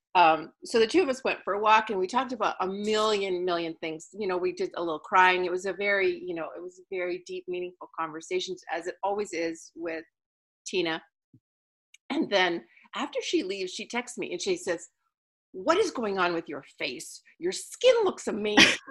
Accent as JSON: {"language": "English", "country": "Canada", "said": "I'm from Canada, and so I was frozen half of my life"}